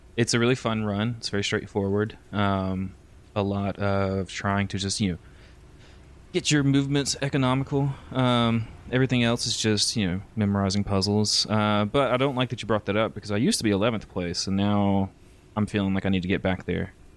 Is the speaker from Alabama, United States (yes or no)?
yes; Alabama, United States; moved away as an adult; also born or lived in San Antonio area, Texas; now in San Antonio, United States; I'm from, like, literal bumfuck Alabama, like, no post offices.